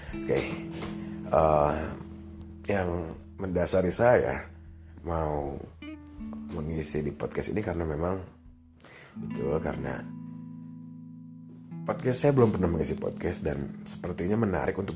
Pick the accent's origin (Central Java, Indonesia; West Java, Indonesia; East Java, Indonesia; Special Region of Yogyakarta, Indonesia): West Java, Indonesia; Bandung; saya lahir di Bandung dari saya sekolah semua di Bandung TK sampai saya universitas juga ada part di Bandung ya semua